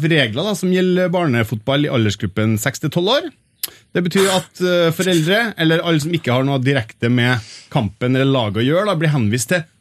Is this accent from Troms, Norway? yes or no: yes; Tromsø, Troms, Norway; born there; Jeg er født i Tromsø, jeg bodde